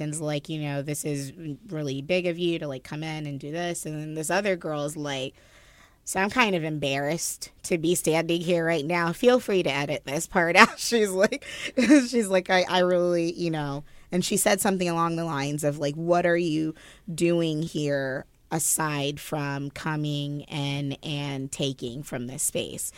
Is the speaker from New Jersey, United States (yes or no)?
yes; New Jersey, United States; New Jersey